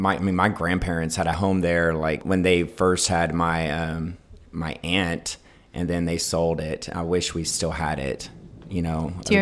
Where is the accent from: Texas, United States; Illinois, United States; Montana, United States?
Texas, United States; Houston; growing up in Houston